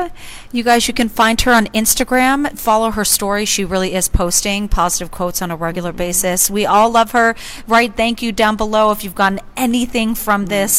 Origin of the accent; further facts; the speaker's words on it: California, United States; moved away as an adult; I'm from California originally. I've been here for more than 10 years